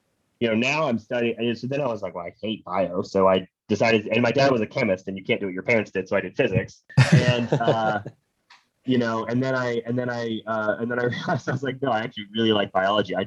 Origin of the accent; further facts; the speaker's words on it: Pennsylvania, United States; I grew up in Pennsylvania, which is like basically 90% of the state is just a forest